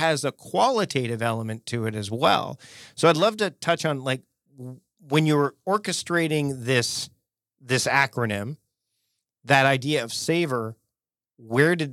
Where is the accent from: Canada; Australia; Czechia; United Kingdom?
Canada; being a Canadian